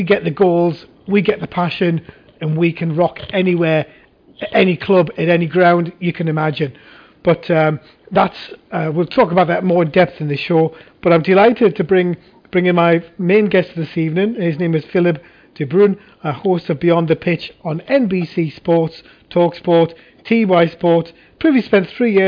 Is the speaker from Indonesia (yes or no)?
no; Newcastle upon Tyne, North East England, United Kingdom; I'm the Geordie